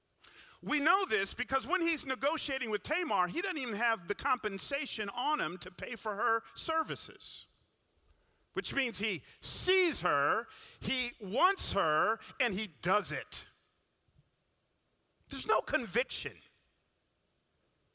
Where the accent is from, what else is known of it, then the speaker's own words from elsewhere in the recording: Atlanta, Georgia, United States; I grew up in Atlanta